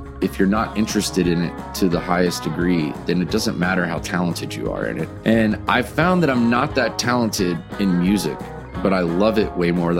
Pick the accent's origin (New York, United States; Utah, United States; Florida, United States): Florida, United States; Vero Beach; moved away as an adult; also born or lived in Winter Haven, Florida; now in Nashville, United States; Growing up in Vero is honestly kind of like a fairy tale, really.